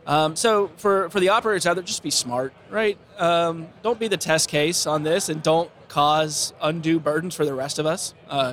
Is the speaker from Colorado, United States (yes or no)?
no; Texas, United States; But my home state of Texas, they have one of the most restrictive drone laws in the country.